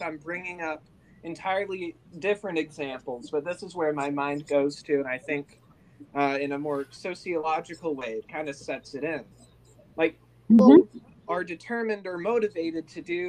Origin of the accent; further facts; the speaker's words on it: Indiana, United States; moved away as an adult; now in California, United States; I'm from Indiana